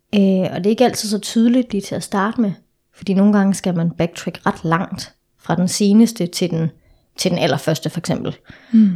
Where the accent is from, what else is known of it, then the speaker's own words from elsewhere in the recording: Denmark; moved away as an adult; now in Copenhagen, Denmark; jeg er fra Jylland, så, øhm, så jeg er opvokset i en meget sådan sort-hvid familie. Så mm. da jeg flytter til København tilbage i 2013